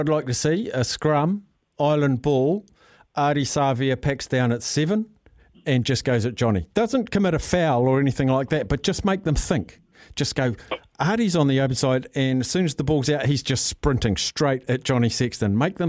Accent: New Zealand; maybe it's because I'm a New Zealander.

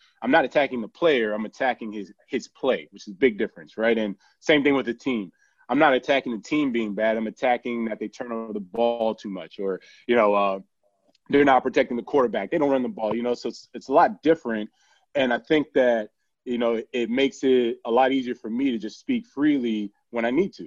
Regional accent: Miami, Florida, United States; I actually born and raised in Miami

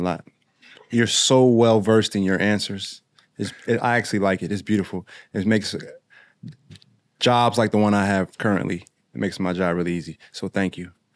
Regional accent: Springfield, Illinois, United States; I'm from Springfield. It's about an hour, ten minutes apart

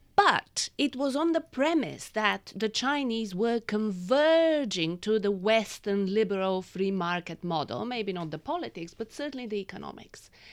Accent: Bulgaria; moved away; I was born in Bulgaria and I lived under communism.

